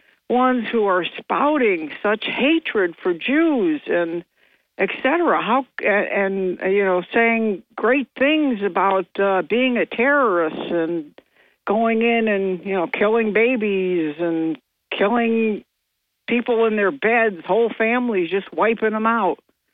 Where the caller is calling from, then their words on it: New York, United States; … from Bingo.